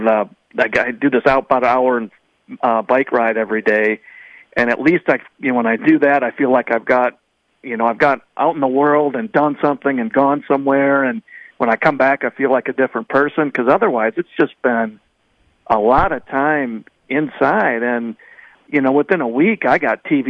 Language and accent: English; Madison, Wisconsin, United States; I grew up in Madison on the west side